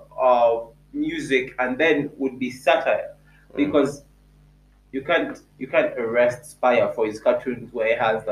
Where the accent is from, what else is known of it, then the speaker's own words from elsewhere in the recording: Jinja, Eastern Region, Uganda; also born or lived in Kumi; I grew up in Jinja.